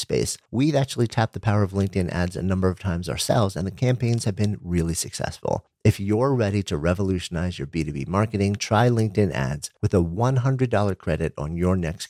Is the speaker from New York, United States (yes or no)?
yes; New York City, New York, United States; I'm from New York